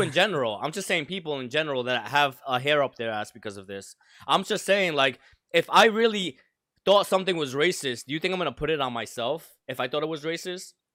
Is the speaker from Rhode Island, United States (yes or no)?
yes; Providence, Rhode Island, United States; my culture is Providence. I grew up in the projects.